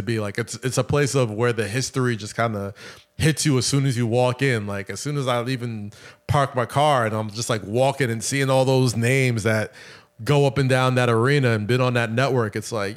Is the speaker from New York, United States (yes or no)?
yes; New York, United States; as a New Yorker, you just kind of grow up